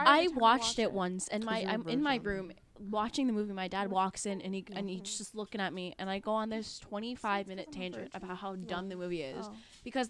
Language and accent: English; New Jersey, United States; I'm from Jersey.